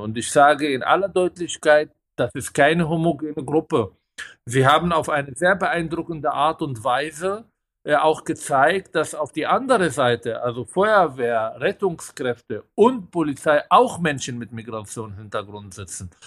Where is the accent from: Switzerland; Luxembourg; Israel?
Israel; now in Germany; Ich komme aus Israel